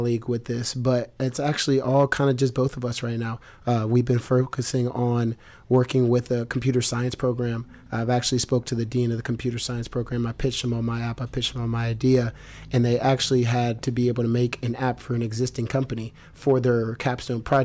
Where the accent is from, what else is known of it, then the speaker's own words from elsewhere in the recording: Columbus, Ohio, United States; I grew up in Columbus, Ohio